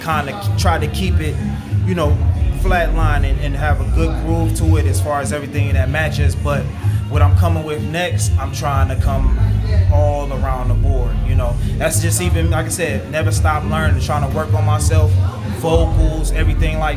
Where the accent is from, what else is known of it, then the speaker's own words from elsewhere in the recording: Detroit, Michigan, United States; moved away; From Detroit, Michigan, born and raised, right on the east side